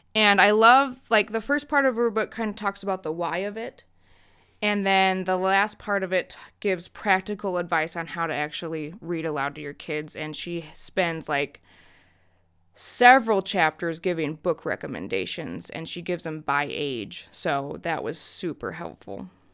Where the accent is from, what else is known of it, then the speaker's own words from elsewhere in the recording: United States; as an American